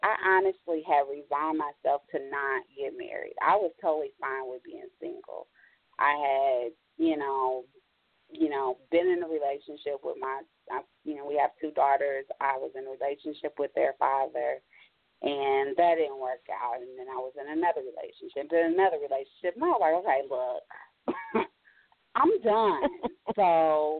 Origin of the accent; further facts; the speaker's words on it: Indianapolis, Indiana, United States; I am from Indy, but I'm in Cleveland right now.